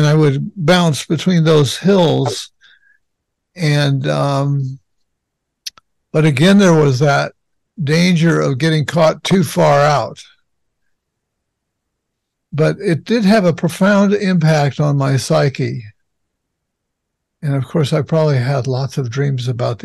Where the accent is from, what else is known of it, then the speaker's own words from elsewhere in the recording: Los Angeles, California, United States; I grew up in Los Angeles